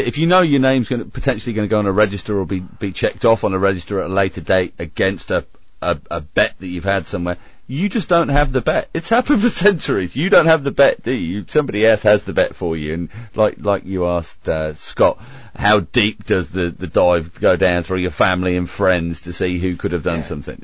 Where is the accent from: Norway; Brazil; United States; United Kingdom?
United Kingdom; moved away as an adult; now in Australia; I left the UK